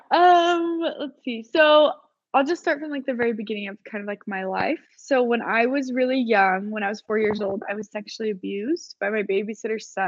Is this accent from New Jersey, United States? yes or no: no; Orem, Utah, United States; So I am originally from Orem, Utah.